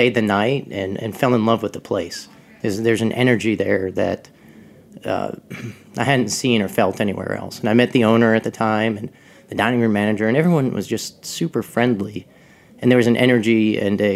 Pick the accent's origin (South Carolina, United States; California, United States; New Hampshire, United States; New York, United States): New Hampshire, United States; moved away as an adult; now in Walland, United States; I grew up in New Hampshire